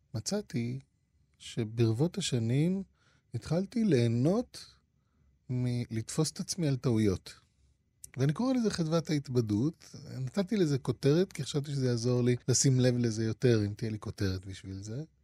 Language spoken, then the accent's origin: Hebrew; Israel; also born or lived in Japan; המנהגים שעליהם גדלתי כאן